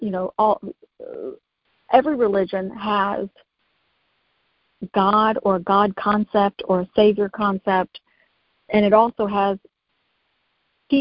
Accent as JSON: {"language": "English", "country": "United States", "said": "I'm from United States"}